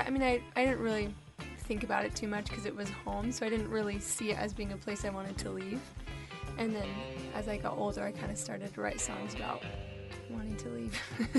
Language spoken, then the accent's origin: English; Orange County, California, United States; moved away as an adult; now in Los Angeles, United States; I grew up in Orange County.